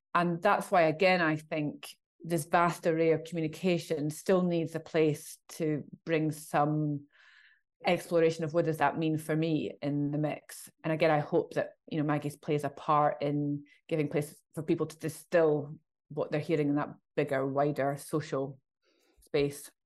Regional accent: Scotland, United Kingdom; I'm Scottish

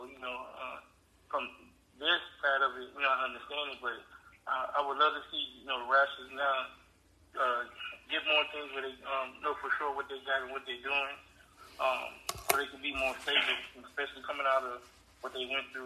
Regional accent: Detroit, Michigan, United States; I grew up in Detroit loving hockey.

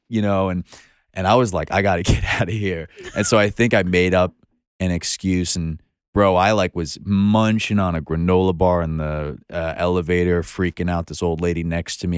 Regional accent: Long Island, New York, United States; moved away as an adult; now in Brooklyn, United States; I was born in, on Long Island, but you would think I was born in Brooklyn

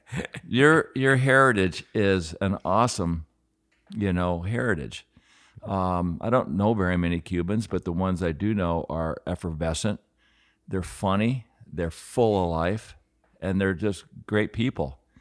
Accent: Aspen, Colorado, United States; growing up in Aspen, I was like twelve years old

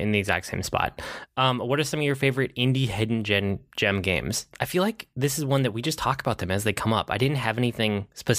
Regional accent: Minnesota, United States; I'm Minnesotan.

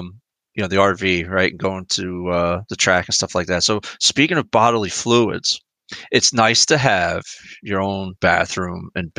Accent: United States; I'm American.

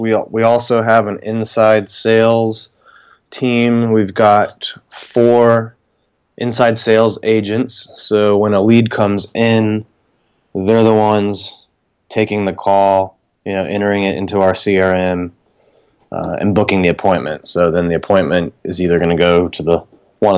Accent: South Florida, United States; moved away as an adult; now in Arlington, Virginia, United States; I'm originally from South Florida, so I never really thought I would leave.

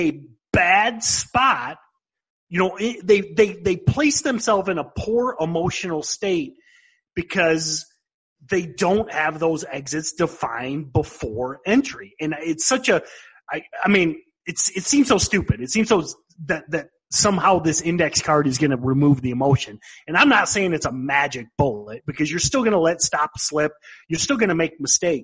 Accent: Midwest, United States; accent: Midwestern; my Midwestern accent

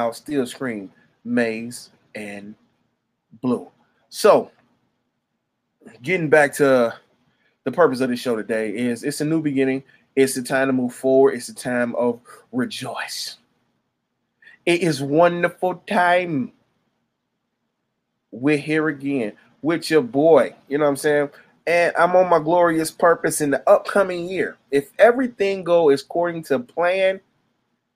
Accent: Michigan, United States; I'm from Michigan

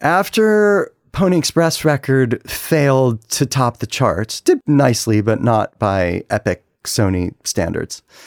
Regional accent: Cleveland, Ohio, United States; moved away; also born or lived in Washington, D.C.; I'm from Cleveland.

